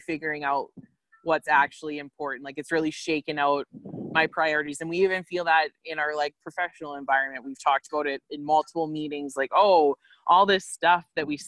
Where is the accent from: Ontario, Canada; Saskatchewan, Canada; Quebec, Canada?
Saskatchewan, Canada; Quill Lake; being back in my hometown, that's something like, this is the longest I've lived here since I graduated from high school